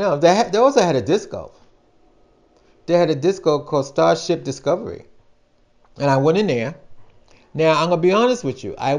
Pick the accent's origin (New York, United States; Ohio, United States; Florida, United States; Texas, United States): New York, United States; New York City; I was from Brooklyn. Brooklyn, in that time, Brooklyn shut down around 8, 9 o'clock. It's dead in Brooklyn. So I wasn't, as a young kid, I wasn't used to having things open 24/7